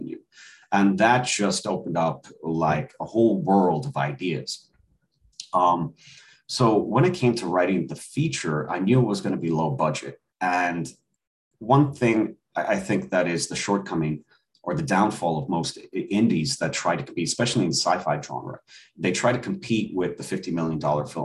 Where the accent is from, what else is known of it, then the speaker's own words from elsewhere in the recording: Ireland; moved away as an adult; now in United States; I was born and raised in Ireland. I came to the States when I was 18.